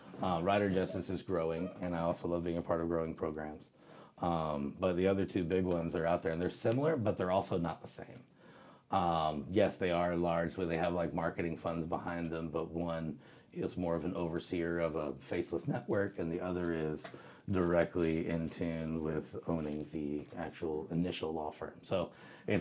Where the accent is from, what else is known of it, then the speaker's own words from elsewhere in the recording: South Louisiana, United States; moved away; also born or lived in South Mississippi / Tennessee; I was born in South Mississippi and raised in South Louisiana.